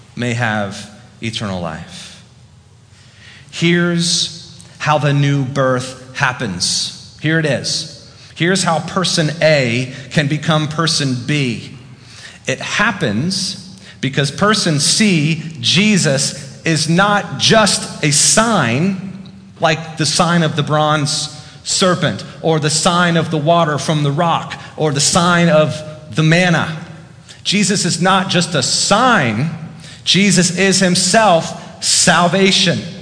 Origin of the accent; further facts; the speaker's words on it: the South, United States; now in Fairfax, United States; because I'm from the South.